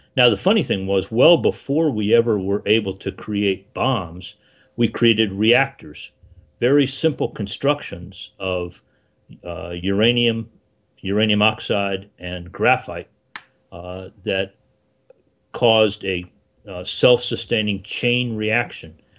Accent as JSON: {"language": "English", "region": "South Florida", "country": "United States", "tie": "born or raised there", "said": "I grew up in South Florida"}